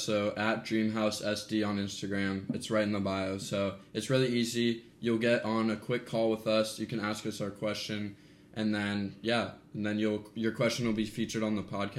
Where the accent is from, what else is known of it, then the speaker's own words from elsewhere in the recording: Columbus, Ohio, United States; moved away as an adult; now in San Diego, United States; I'm from Columbus, Ohio